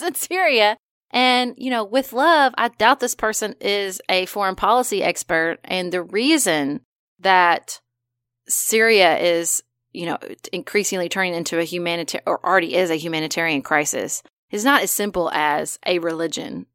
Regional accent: United States; I'm an American.

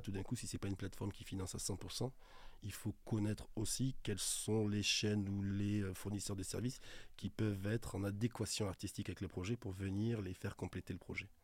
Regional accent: Toulouse, Occitania, France; moved away as an adult; now in Paris, France; quand je suis arrivé en 2003 à Paris, je venais de Toulouse

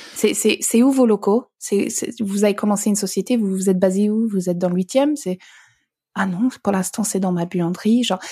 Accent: Alberta, Canada; French is a second language; now in France; j'ai grandi dans l'Alberta

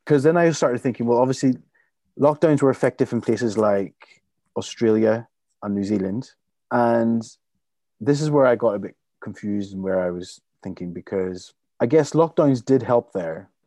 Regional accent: Limavady, Northern Ireland, United Kingdom; my hometown, Lymavady

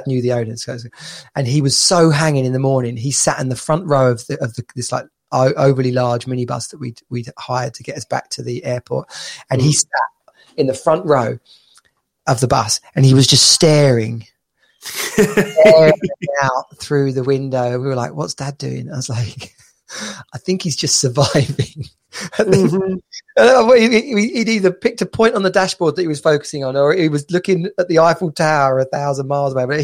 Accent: United Kingdom; being Brit

